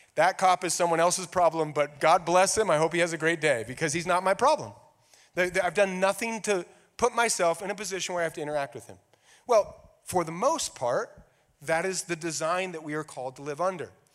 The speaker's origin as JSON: {"language": "English", "country": "United States", "said": "we are all American"}